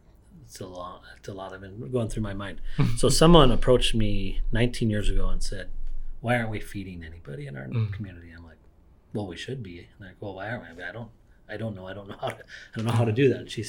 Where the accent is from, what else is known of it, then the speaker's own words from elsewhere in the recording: northern Minnesota, United States; I grew up in a town in northern Minnesota